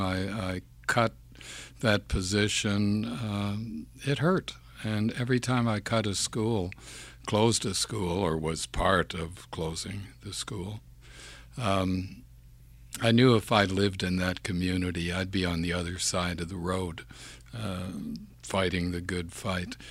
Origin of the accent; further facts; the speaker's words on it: Campbell's Bay, Quebec, Canada; first language English; moved away; also born or lived in Montreal / Toronto; born in Campbell's Bay, Quebec, which is in the Ottawa Valley, sixty miles upriver from the city of Ottawa, on the Quebec side.